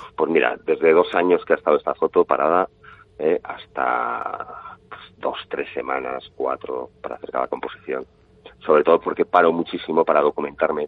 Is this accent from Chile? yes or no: no; Pamplona, Navarre, Spain; yo, también soy de Pamplona